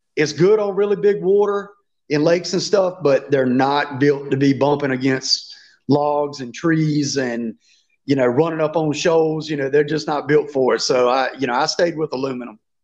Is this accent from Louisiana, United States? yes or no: no; Virginia, United States; I've lived in Virginia all my life